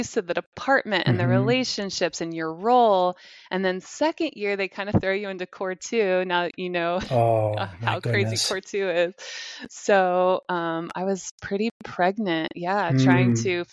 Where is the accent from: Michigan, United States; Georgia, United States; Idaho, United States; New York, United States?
Georgia, United States; Atlanta; moved away as an adult; also born or lived in Decatur, Georgia / Memphis, Tennessee / Arkansas; now in Gainesville, United States; so I grew up in Atlanta, Georgia, and Decatur